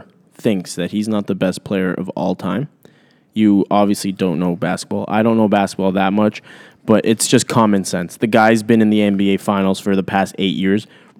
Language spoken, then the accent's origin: English; Toronto, Ontario, Canada; I'm from Toronto